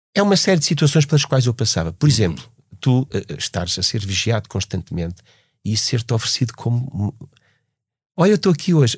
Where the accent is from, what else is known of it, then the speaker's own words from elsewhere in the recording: Portugal; Nós somos a mais velha nação do mundo, com fronteiras fixas há mais de mil anos